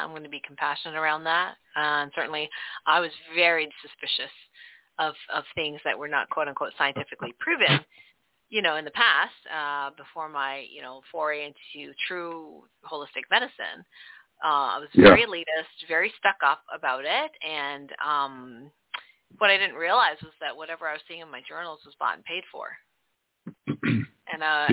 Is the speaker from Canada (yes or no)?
yes; Canada; I'm from Canada, so we do metric